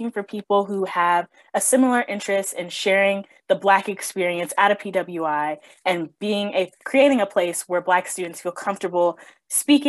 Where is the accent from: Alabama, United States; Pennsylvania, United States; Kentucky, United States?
Alabama, United States; Hoover; moved away as an adult; now in Atlanta, United States; I am from Hoover, Alabama. It's about 15 minutes outside of Birmingham